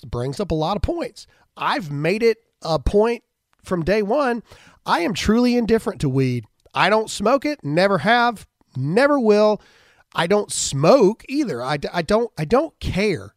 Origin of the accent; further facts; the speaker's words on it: United States; we're Americans